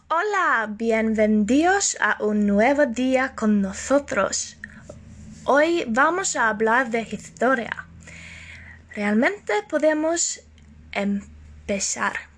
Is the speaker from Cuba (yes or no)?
no; Norway; Spanish is a second language; Aunque soy de Noruega